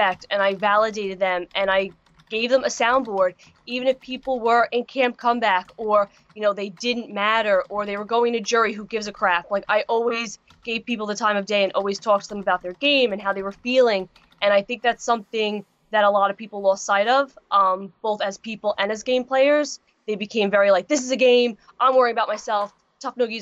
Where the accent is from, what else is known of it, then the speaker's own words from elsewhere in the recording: Long Island, New York, United States; I come from New York